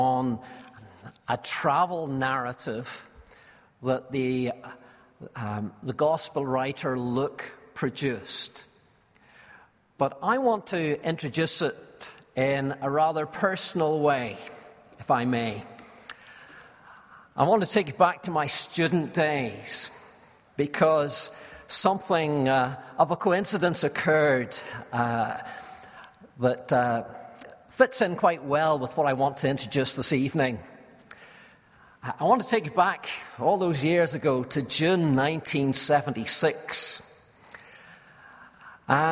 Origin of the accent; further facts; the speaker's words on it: Belfast, Northern Ireland, United Kingdom; I was from Belfast